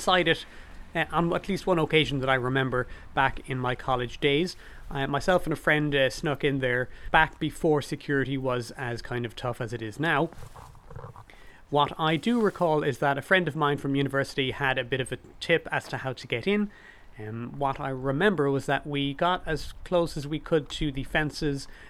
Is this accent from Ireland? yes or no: yes; Cork, Munster, Ireland; growing up in Cork City as I did